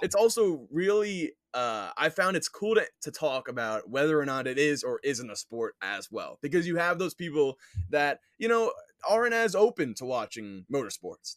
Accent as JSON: {"language": "English", "region": "New York", "country": "United States", "tie": "born or raised there", "said": "I grew up in New York, am living on Long Island right now"}